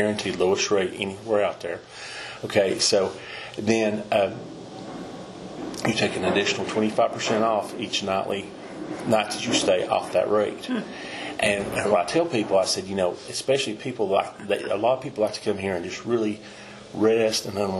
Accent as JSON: {"language": "English", "town": "Pigeon Forge", "region": "Tennessee", "country": "United States", "tie": "born or raised there", "also_born_or_lived": "Gatlinburg, Tennessee", "said": "my family moved out of Gatlinburg, we moved from Gatlinburg to Pigeon Forge in 69"}